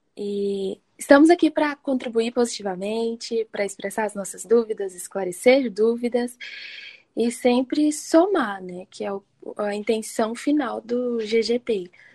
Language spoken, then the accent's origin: Portuguese; Brasília, Federal District, Brazil; eu sou de Brasília